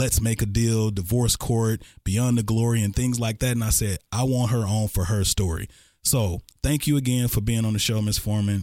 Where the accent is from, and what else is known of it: Texas, United States